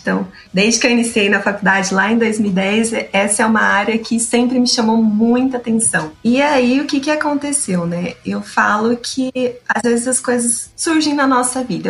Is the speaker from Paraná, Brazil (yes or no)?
no; Tupã, São Paulo, Brazil; lá na minha cidade natal, né, planta-se muito amendoim. Lá é a terra do amendoim